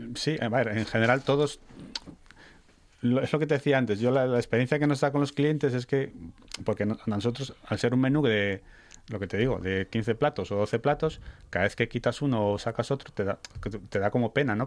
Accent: Salinas, Asturias, Spain; somos de allí, o sea, somos somos del, del, pueblo de, vamos, de generaciones. Eh, bueno, mi mujer es de Avilés, pero yo soy de Salinas

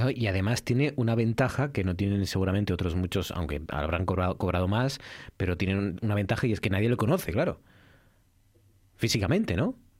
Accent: Asturias, Spain

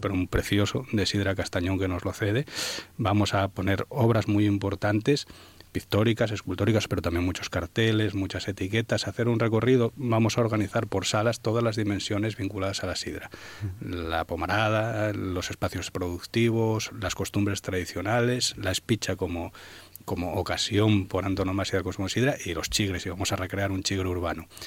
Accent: Asturias, Spain; la comunidad que porta esta cultura, que somos los asturianos

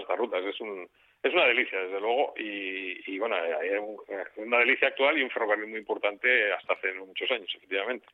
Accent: Mieres, Asturias, Spain; todos los que somos de Mieres de cierta edad

